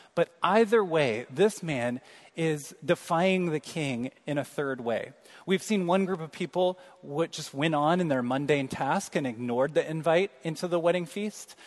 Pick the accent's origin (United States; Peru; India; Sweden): United States; Kansas City, Missouri; moved away; I'm from Kansas City